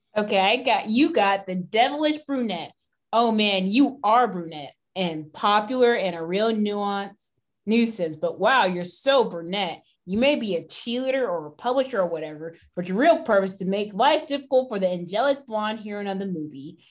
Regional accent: Houston, Texas, United States; we're from Houston

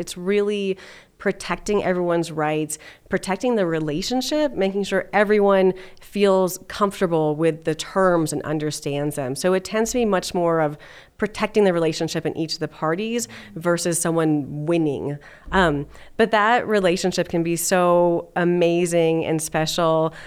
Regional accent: Los Alamos, New Mexico, United States; also born or lived in California; now in Denver, United States; I grew up in Los Alamos, New Mexico

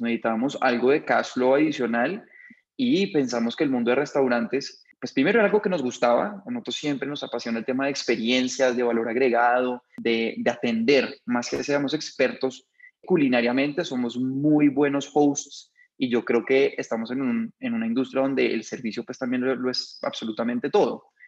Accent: Bogotá, Colombia; soy bogotano

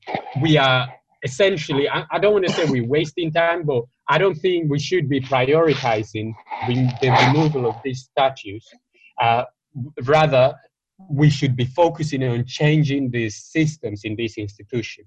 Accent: Madrid, Community of Madrid, Spain; moved away; in Spain, I grew up in Madrid

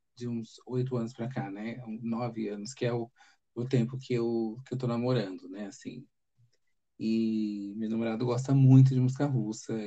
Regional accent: São Paulo, Brazil; also born or lived in Fortaleza; eu nasci aqui em São Paulo

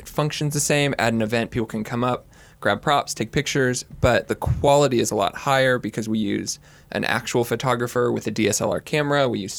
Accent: Los Angeles, California, United States; moved away as an adult; also born or lived in Kansas; now in Waco, United States; I'm born and raised in Los Angeles, California. Came out to go to Baylor University. Was there for 4 years. Graduated. Have kind of bounced around the country since then. In that time, got married. Been back in Waco.

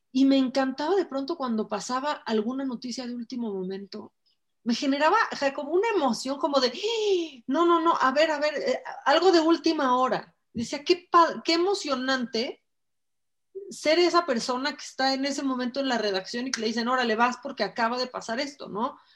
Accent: Tijuana, Baja California, Mexico; born there; Nací en Tijuana, me encanta, me encanta haber nací en Tijuana porque la verdad es que mi familia no es de Tijuana.

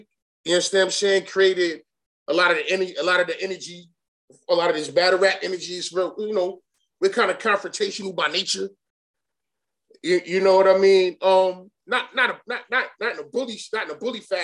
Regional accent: New York City, New York, United States; Born and raised in Bed-Stuy, live in Bed-Stuy

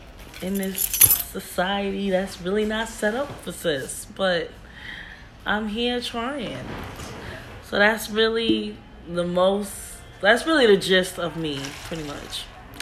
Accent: New York City, New York, United States; I'm from Queens, New York. I'm 26.

